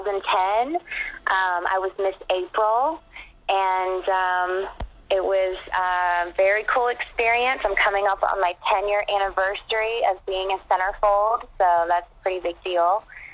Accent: Conyers, Georgia, United States; moved away as an adult; also born or lived in Atlanta, Georgia / Los Angeles, California; So I actually grew up in Conyers, Georgia, which is a small town about 40 minutes east of Atlanta. Kind of, you know, small suburban town. Grew up there.

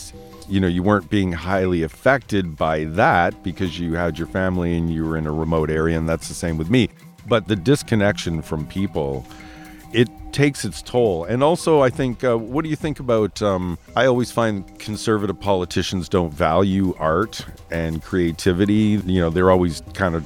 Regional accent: Toronto, Ontario, Canada; moved away as an adult; I'm from Toronto. I moved to Lovecast Island 27 years ago

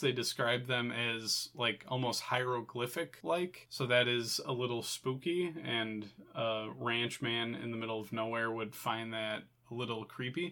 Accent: United States; as an American

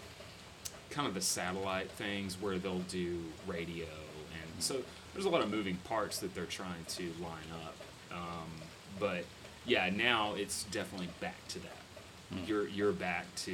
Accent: Gatesville, Texas, United States; now in Fort Worth, United States; I grew up in a town called Gatesville. Which is west of Waco.

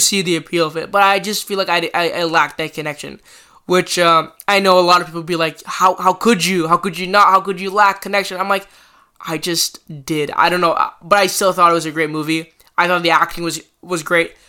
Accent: Canada; as a Canadian

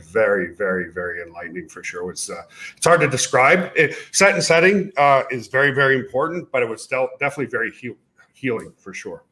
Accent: Canada; moved away as an adult; also born or lived in Ottawa, Ontario, Canada; now in United States; I'm a Canadian US citizen now

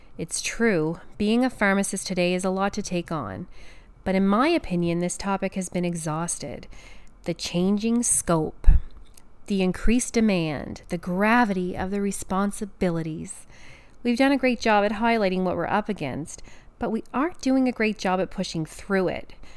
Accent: Canada; I'm a Canadian pharmacist

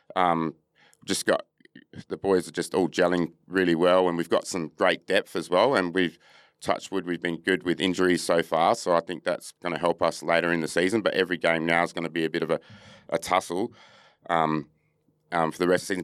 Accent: Perth, Western Australia, Australia; also born or lived in Adelaide, South Australia; I'm a Noongar, proud Noongar man from, um, Perth. I reside in Boorloo here in Perth

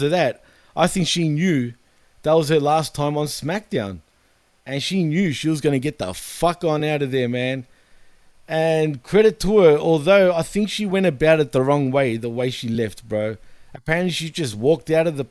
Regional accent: Australia; I'm from Australia

